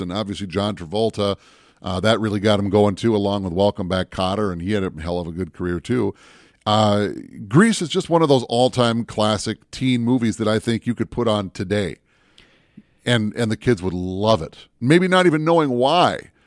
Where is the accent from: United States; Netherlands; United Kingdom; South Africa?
United States; Minneapolis, Minnesota; also born or lived in Bemidji, Minnesota; I grew up in the Twin Cities